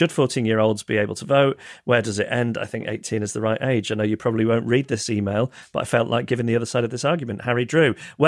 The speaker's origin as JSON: {"language": "English", "country": "Ireland", "lives_now": "United Kingdom", "said": "I'm from Ireland, but live in the UK. In the Republic of Ireland, we had mandatory civics classes from the ages of 12 to 15"}